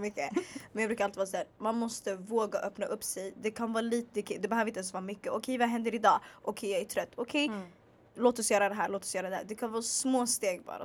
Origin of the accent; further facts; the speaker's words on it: Stockholm, Stockholm County, Sweden; jag bara född och uppvuxen i Stockholm